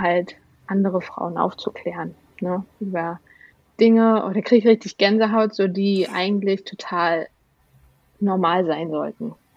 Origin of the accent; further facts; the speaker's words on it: Rostock, Mecklenburg-Vorpommern, Germany; moved away as an adult; now in Berlin, Germany; von Rostock, wo ich geboren bin, dann nach Berlin in die, ins, ja, in die Großstadt gezogen.